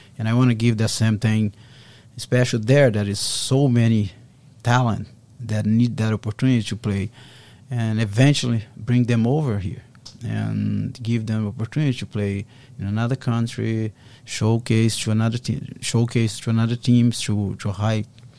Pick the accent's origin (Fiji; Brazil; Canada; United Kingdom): Brazil; now in Boston, United States; Yeah, I'm from Brazil originally. Mm-hmm. I've been here for 24 years.